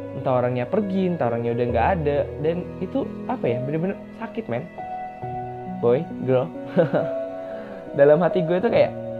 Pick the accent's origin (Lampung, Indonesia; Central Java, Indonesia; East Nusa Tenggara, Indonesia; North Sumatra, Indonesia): Lampung, Indonesia; Metro; moved away; Metro itu adalah kota gue SMA dulu